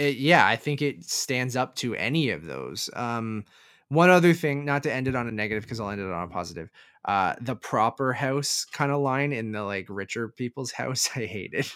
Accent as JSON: {"language": "English", "country": "Canada", "said": "being Canadian"}